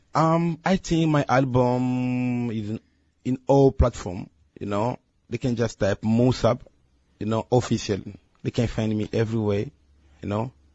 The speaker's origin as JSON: {"language": "English", "country": "Angola", "tie": "born or raised there", "also_born_or_lived": "Democratic Republic of the Congo", "second_language": "English", "moved": "yes", "lives_now": "Guangzhou, China", "said": "born in Congo Democratic, okay. and I grew up in Angola."}